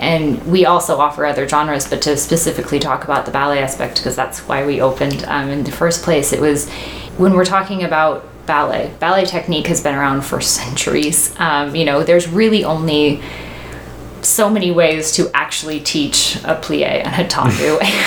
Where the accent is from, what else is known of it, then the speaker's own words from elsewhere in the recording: Paradise, California, United States; I grew up in Paradise